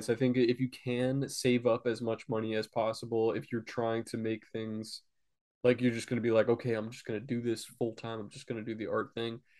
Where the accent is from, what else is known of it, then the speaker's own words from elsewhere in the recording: Oklahoma, United States; now in Los Angeles, United States; I stay in a youth shelter in Los Angeles, but I am originally from Oklahoma.